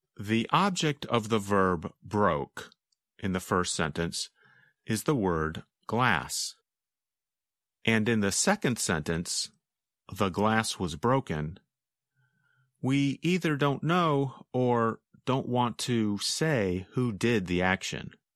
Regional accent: North Carolina, United States; I grew up mostly in North Carolina

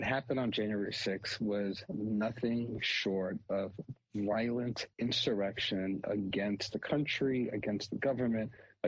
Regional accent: New York City, New York, United States; also born or lived in Kinshasa, Democratic Republic of the Congo; We all came together in the U.S. I grew up in New York City

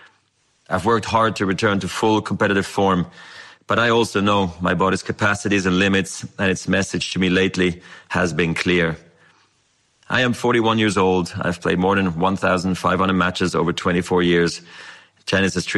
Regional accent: Basel, Basel-Stadt, Switzerland; I was a ball kid in my hometown of Basel.

